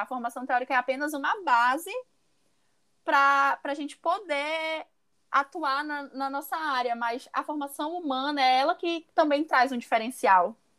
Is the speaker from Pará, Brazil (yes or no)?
yes; Pará, Brazil; sou do Pará